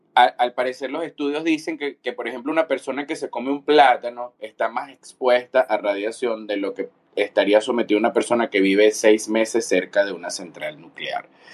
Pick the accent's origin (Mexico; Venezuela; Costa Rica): Venezuela; yo soy de Venezuela